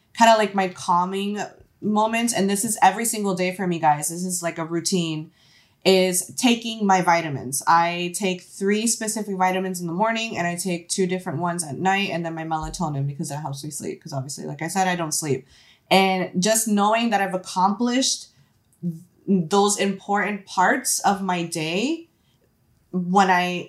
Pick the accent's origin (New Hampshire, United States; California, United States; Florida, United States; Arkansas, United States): Florida, United States; We're from Florida, so we're Florida